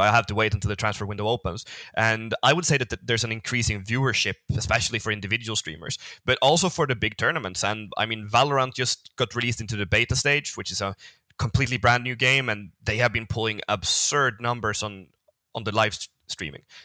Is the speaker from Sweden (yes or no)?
yes; Sweden; I come from Sweden, so my country isn't not that big